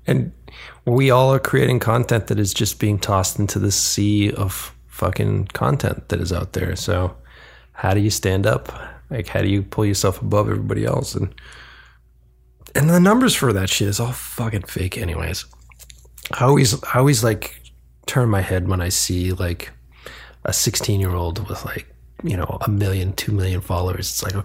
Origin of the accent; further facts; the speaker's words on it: East Coast, United States; moved away; I'm literally from the East Coast